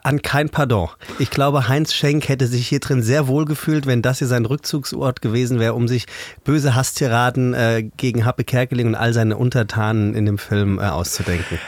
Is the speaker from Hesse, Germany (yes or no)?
yes; Taunus, between Kelkheim and Königstein, Hesse, Germany; also born or lived in Frankfurt; Tatsächlich gebürtige Frankfurter, das kann man ganz genau so sagen. Aufgewachsen im Taunus wohlbehütet